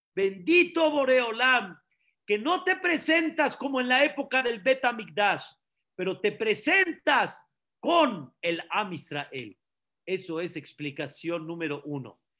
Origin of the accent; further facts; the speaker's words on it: Mexico; also born or lived in Syria (ancestry); Nosotros que venimos, por ejemplo, de Siria, fuimos sirios, ya no somos sirios, somos Mexican people